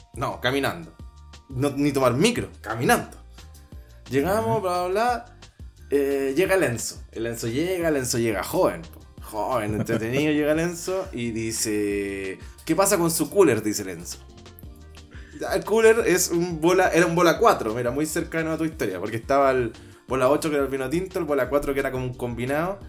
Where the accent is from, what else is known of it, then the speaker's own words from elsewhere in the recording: Maipú, Santiago Metropolitan Region, Chile; yo soy de Maipú, entonces y casi todo era campo